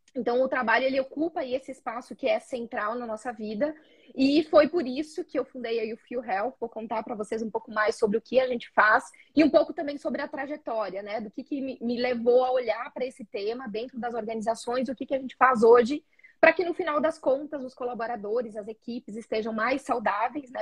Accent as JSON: {"language": "Portuguese", "region": "interior of Rio Grande do Sul", "country": "Brazil", "said": "sou gaúcha do interior do Rio Grande do Sul"}